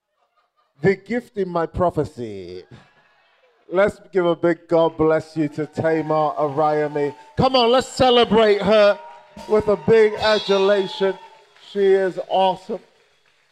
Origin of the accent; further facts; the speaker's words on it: Nigeria; moved away; I'm Nigerian